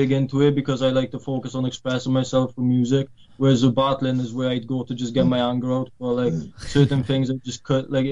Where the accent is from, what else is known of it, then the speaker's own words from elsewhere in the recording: Wales, United Kingdom; also born or lived in Poland; I'm from Poland, like I said, but when I was 7, I moved over to Wales, so I've been living here for like 13 years now.